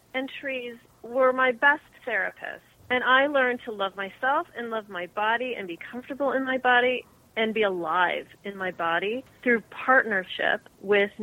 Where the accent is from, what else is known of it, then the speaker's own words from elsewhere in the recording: Chicago, Illinois, United States; moved away as an adult; also born or lived in California; I grew up in the Midwest suburbs of Chicago